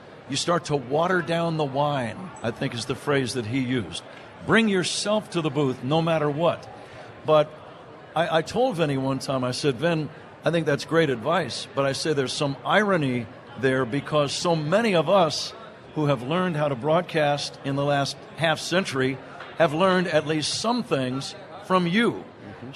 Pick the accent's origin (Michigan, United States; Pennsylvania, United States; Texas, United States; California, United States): California, United States; Bay Area, Northern; I grew up in the Bay Area, Northern California